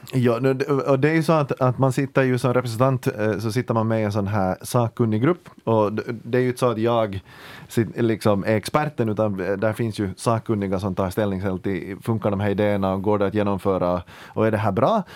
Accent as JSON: {"language": "Swedish", "town": "Ekenäs", "region": "Uusimaa", "country": "Finland", "said": "jag kommer från Ekenäs"}